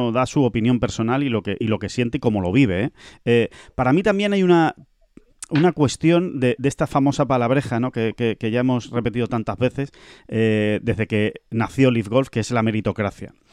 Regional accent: Spain; veo golf, veo buenos golpes, veo verdis y encima si gana un español, yo que soy español, pues mm, me alegro más.

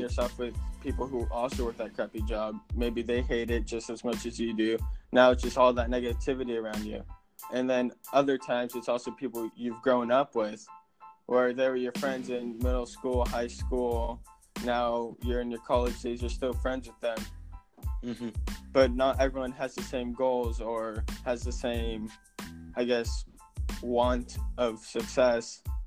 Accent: California, United States; now in Virginia, United States; we're originally from California

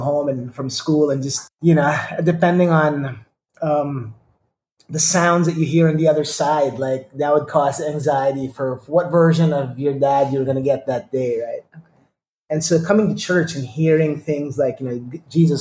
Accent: Manila, Metro Manila, Philippines; I am Indian, born and raised in Manila, of Indian descent

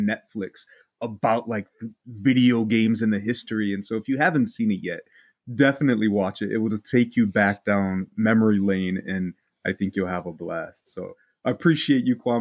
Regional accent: Indiana, United States; also born or lived in Chicago, Illinois; I moved from Chicago to Indiana when I was about 3 or 4, somewhere in that area. And I moved into my grandparents' house

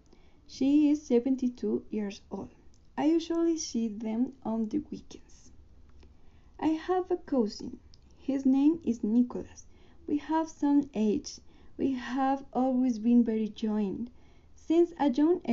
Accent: Colombia; English is a second language; I was born in Colombia. I live in Bogota with my mom.

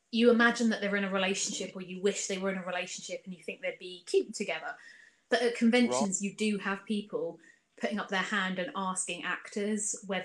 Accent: Clanfield, South East England, United Kingdom; also born or lived in Chichester / Bognor / Channel Islands; now in Portsmouth, United Kingdom; For like 4 years. And then when we came back, we lived in Clanfield.

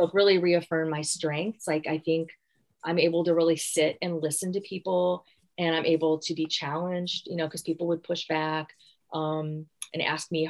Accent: Gary, Indiana, United States; moved away; I'm from Gary, Indiana

